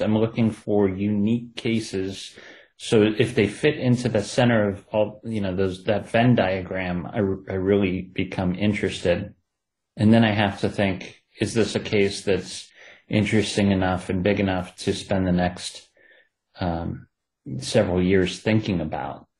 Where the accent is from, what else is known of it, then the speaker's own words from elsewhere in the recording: Ohio, United States; accent: Ohio; my Ohio accent